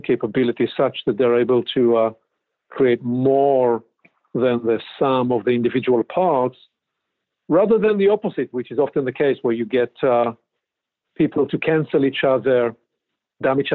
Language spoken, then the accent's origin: English; Israel; moved away as an adult; now in Pacific Northwest, United States; born and raised in Israel.